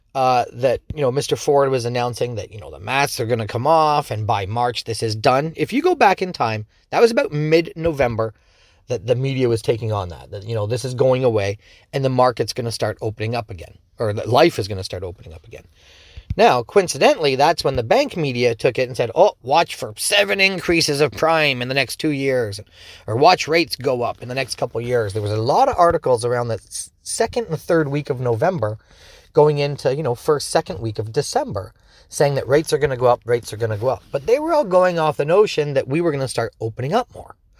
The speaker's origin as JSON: {"language": "English", "town": "Dorchester", "country": "Canada", "tie": "born or raised there", "said": "I'm from Dorchester, so, you know, just around the corner, and I've been born and raised here"}